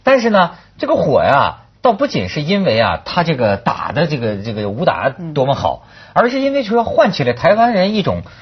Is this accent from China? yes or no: yes; China; 我是大陆人了